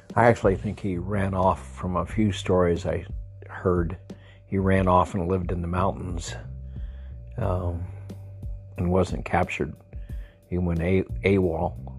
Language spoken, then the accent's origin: English; El Paso, Texas, United States; moved away; I grew up in El Paso, a house with 600 square feet, four people living there